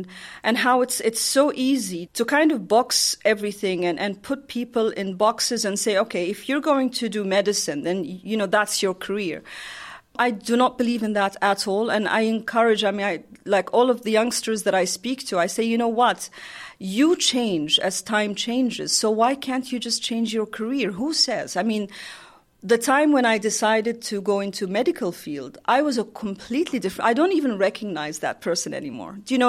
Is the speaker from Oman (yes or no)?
yes; Oman; I'm from Oman.